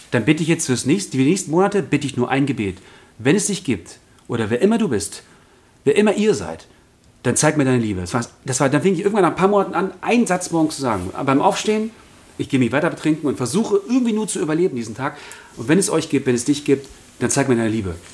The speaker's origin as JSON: {"language": "German", "region": "Berlin", "country": "Germany", "said": "Äh, ja, ich komme aus Berlin."}